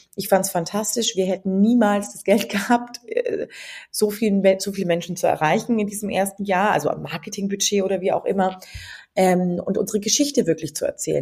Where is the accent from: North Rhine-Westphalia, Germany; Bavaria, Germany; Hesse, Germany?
Bavaria, Germany; near Nuremberg-Ansbach, Franconia; moved away as an adult; also born or lived in Passau / England; ich komme aus der Nähe von Nürnberg-Ansbach und bin da quasi sehr ländlich aufgewachsen